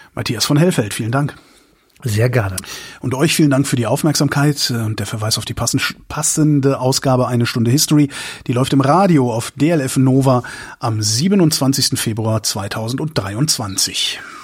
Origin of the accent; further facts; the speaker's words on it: Germany; als, als Deutsche